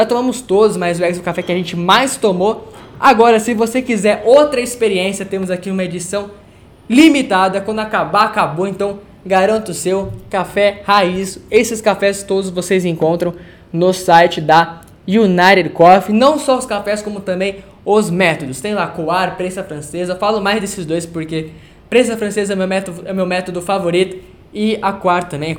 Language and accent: Portuguese; Brazil; a gente é brasileiro